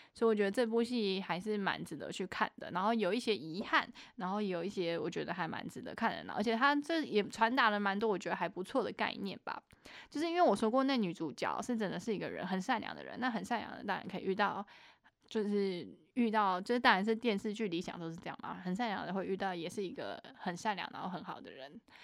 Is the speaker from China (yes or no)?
no; Taichung, Taiwan; 我台中人